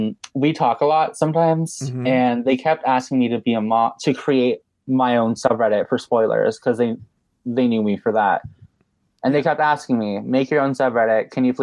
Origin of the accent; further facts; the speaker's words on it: Mexico; moved away as an adult; also born or lived in Vancouver, Canada; now in Canada; I was born in Vancouver, Canada. {S0} Okay. {S3} And then I moved to Mexico when I was 6 years old. And I lived there for 12 years mm-hmm. until last month when I moved to Canada.